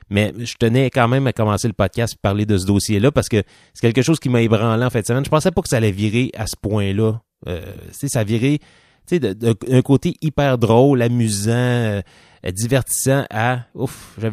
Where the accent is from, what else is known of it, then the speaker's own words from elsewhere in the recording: Quebec, Canada; Moi, je suis un Canadien québécois. Un Français, Canadien français.